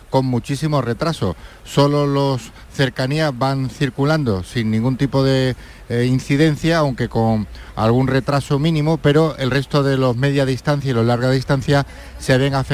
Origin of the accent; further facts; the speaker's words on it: Córdoba, Andalusia, Spain; Soy de aquí de Córdoba y para Madrid.